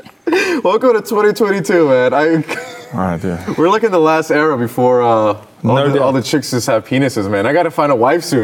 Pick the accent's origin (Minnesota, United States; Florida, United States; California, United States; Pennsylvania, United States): California, United States; I'm from California, so we'll never see that from my state.